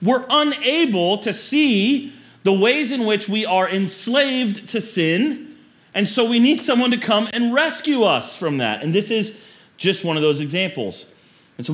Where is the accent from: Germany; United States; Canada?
United States; Florida; when I grew up in Florida, we had alligator and people ate it